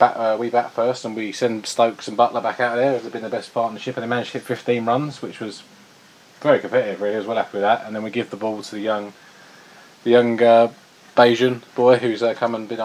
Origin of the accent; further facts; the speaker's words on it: England, United Kingdom; as an Englishman